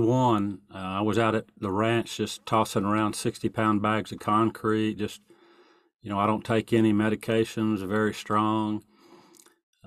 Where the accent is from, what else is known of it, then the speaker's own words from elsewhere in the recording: East Texas, United States; I'm from East Texas.